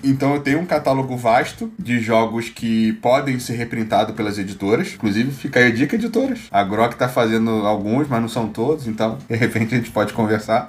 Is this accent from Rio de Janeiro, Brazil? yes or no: yes; Rio de Janeiro, Brazil; Tijuca é meu bairro no Rio de Janeiro, onde eu nascido e criado, no Tijuquistão